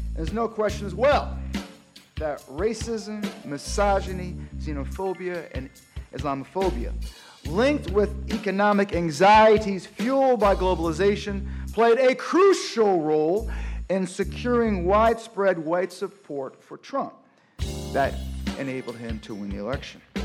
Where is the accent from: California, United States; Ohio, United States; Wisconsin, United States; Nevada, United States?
Ohio, United States; Cleveland; also born or lived in Detroit, Michigan; I was born in Detroit, and then came up in the suburbs of Cleveland, Ohio.